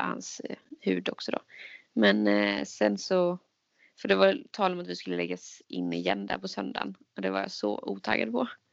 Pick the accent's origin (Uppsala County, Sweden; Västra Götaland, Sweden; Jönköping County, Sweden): Jönköping County, Sweden; Jönköping; now in Stockholm, Sweden; Jag är ju från Jönköping